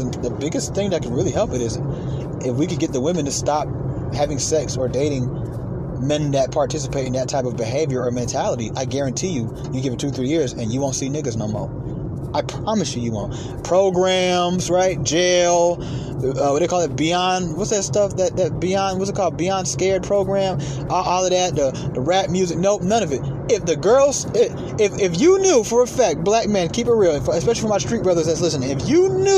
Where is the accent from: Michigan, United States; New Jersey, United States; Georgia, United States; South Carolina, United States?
Georgia, United States; Atlanta; also born or lived in New York; growing up in Atlanta